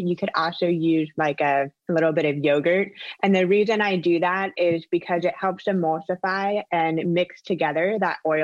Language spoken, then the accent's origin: English; Orlando, Florida, United States; also born or lived in Palm Beach / Los Angeles; I am from Orlando, born and raised